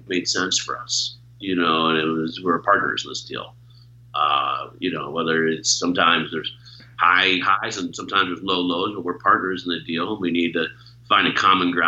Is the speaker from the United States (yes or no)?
yes; Chicago, Illinois, United States; moved away as an adult; also born or lived in Los Angeles / New York / Denver; I came from Chicago